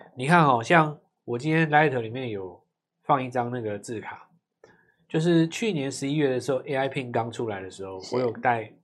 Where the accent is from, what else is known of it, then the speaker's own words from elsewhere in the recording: Taiwan; 我们台湾人